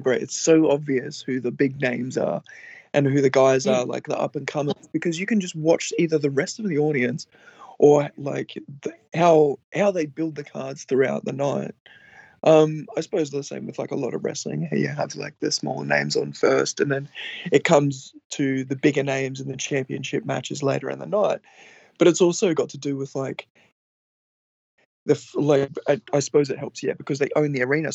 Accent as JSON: {"language": "English", "country": "Australia", "moved": "yes", "said": "people find out I'm Australian after I open my mouth"}